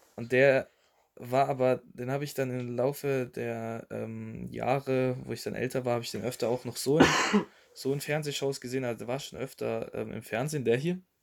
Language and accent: German; Germany